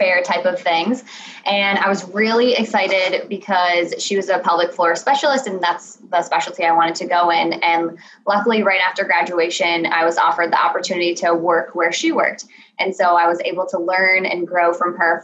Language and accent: English; Michigan, United States; I'm from Michigan